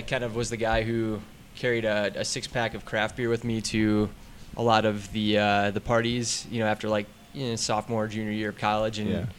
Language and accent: English; Wisconsin, United States; moved away as an adult; now in Colorado, United States; I grew up in Wisconsin.